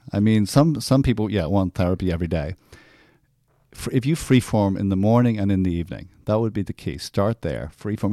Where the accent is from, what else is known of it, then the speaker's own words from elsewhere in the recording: Ireland; Growing up, I grew up in Ireland